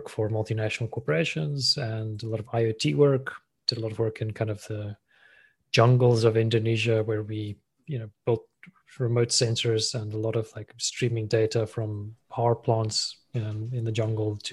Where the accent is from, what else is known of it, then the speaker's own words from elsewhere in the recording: South Africa; moved away as an adult; also born or lived in Thailand; I'm South African, born and raised, grew up there